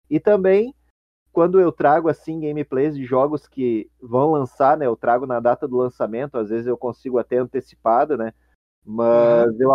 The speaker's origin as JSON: {"language": "Portuguese", "region": "Rio Grande do Sul", "country": "Brazil", "tie": "born or raised there", "said": "Bom, eu como sou natural aqui do Rio Grande do Sul, né?"}